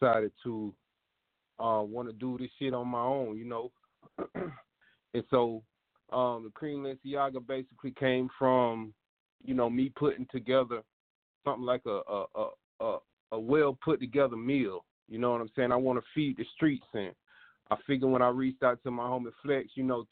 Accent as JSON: {"language": "English", "town": "Tallahassee", "region": "Florida", "country": "United States", "also_born_or_lived": "Augusta, Georgia", "said": "I'm from Tallahassee, Florida, by way of Augusta, Georgia"}